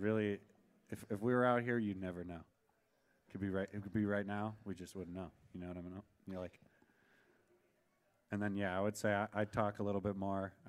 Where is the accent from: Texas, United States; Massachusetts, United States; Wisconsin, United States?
Wisconsin, United States; moved away as an adult; I'm from Wisconsin